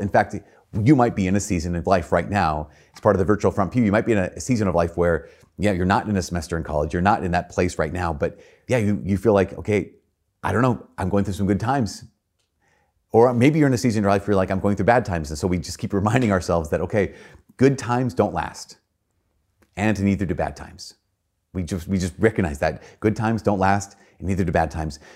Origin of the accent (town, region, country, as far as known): Brainerd, Minnesota, United States; born or raised there; moved away